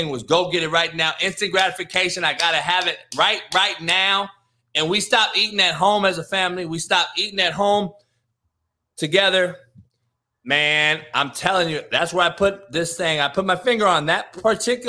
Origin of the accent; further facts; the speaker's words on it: Compton, California, United States; I'm from Compton in the hood.